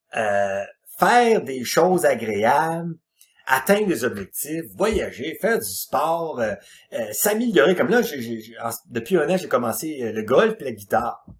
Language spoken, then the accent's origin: French; Quebec, Canada; Je suis un Québécois, euh, adapté à ma culture